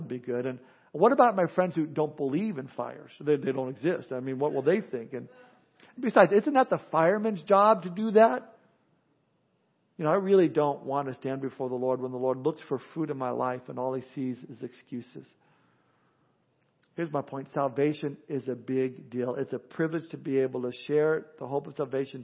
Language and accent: English; Southern California, United States; growing up in Southern California